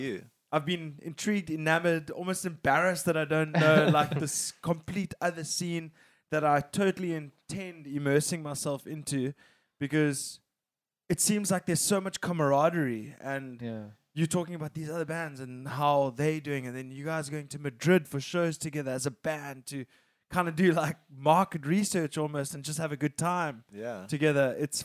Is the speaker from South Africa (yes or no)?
yes; South Africa; I mean, we're South African, definitely.